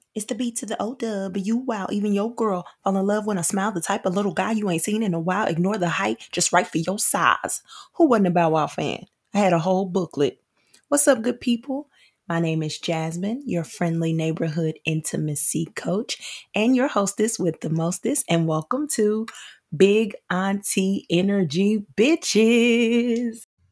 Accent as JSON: {"language": "English", "town": "Nashville", "region": "Tennessee", "country": "United States", "said": "I am from Nashville, Tennessee, where I currently reside"}